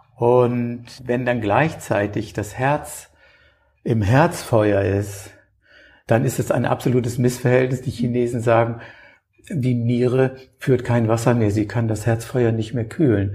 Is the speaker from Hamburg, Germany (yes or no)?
yes; Hamburg, Germany; mir als Hamburger